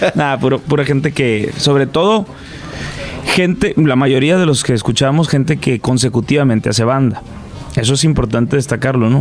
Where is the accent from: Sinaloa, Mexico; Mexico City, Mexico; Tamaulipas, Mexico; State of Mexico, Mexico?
Sinaloa, Mexico; ahí crecí, ahí en en Sinaloa. Me gusta mucho eh, poder decir que vivo aún ahí